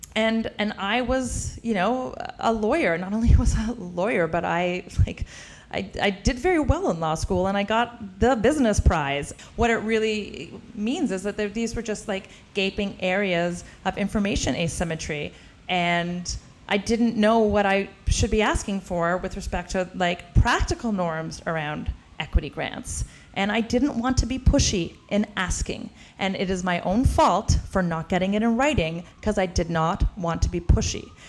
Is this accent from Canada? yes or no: yes; Canada; moved away as an adult; now in United States; I'm Canadian